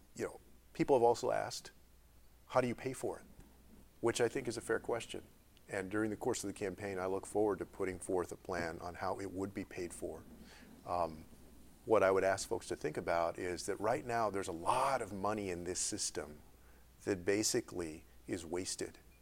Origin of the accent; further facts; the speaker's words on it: Texas, United States; Texas is a good example, my home state